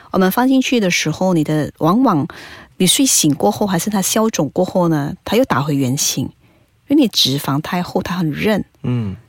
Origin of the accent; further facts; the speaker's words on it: Malaysia; 我们马来西亚华人来讲的话，很少会有出现这样子的那个这么深邃的双眼皮